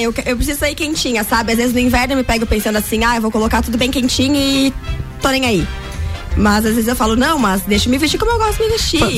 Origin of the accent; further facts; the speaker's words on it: Chapecó, Santa Catarina, Brazil; also born or lived in Balneário Camboriú; now in Lages, Brazil; Eu venho de Chapecó, mas eu tava morando em Balneário